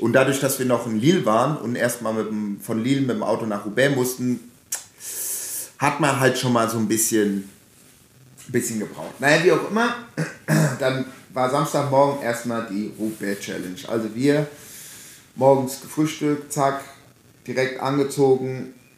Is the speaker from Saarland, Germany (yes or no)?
no; Hesse, Germany; also born or lived in Frankfurt / Offenbach; now in Berlin, Germany; bei uns in Hessen